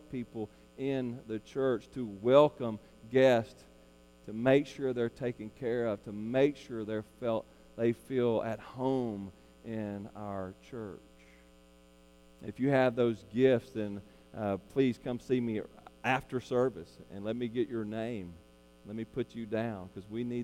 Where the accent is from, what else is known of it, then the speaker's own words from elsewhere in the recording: Arkansas, United States; also born or lived in Perryville, Arkansas; we're from Arkansas, so we love Arkansas